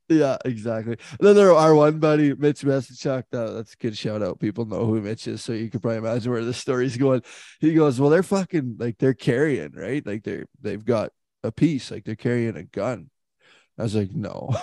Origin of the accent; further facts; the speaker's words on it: Canada; as a Canadian kid